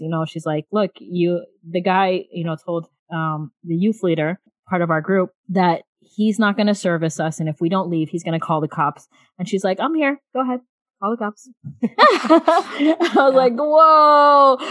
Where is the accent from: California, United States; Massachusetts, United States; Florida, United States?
Florida, United States; South; many age brackets um, of my life growing up in South Florida